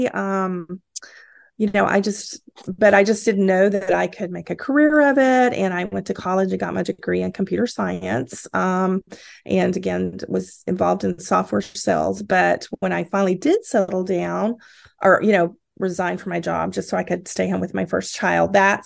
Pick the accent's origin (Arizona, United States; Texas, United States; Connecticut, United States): Texas, United States; now in Washington State, United States; I am originally from Texas